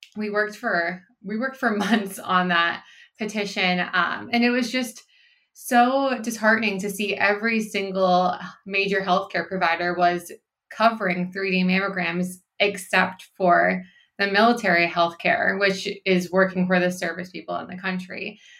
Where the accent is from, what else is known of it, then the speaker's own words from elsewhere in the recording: Pennsylvania, United States; now in California, United States; my home state of Pennsylvania